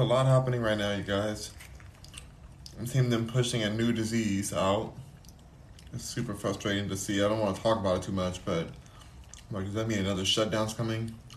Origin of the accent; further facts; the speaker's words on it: Los Angeles, California, United States; I was born